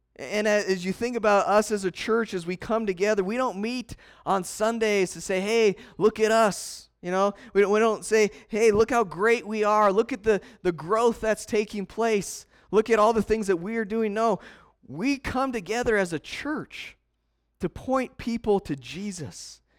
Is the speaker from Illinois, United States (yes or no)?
no; Montana, United States; now in Casper, United States; I'm from Montana, you know, and we drive down Country Road and you wave at people.